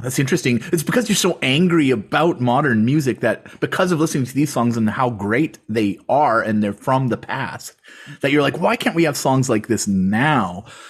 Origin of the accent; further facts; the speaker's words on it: Canada; I'm from Canada